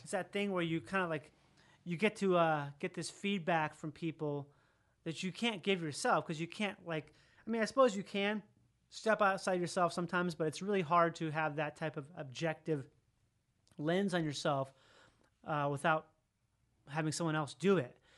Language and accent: English; Rochester, Minnesota, United States; I grew up in Minnesota where there's all these doctors and stuff in Rochester, Minnesota